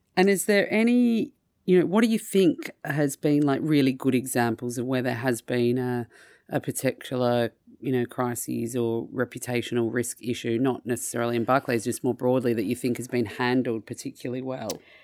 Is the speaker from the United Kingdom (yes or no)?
no; Australia; moved away; my home country of Australia